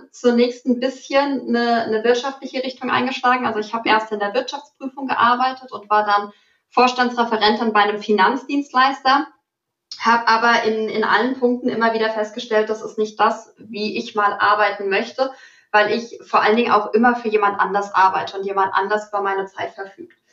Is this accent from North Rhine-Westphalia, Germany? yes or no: no; Frankfurt, Hesse, Germany; Ich komme ursprünglich aus Frankfurt und da gibt's ja auch sehr stark den Börsenbezug.